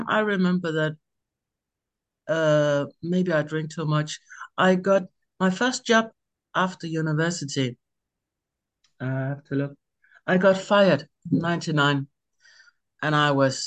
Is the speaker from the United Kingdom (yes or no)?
no; Denmark; I'm from Denmark.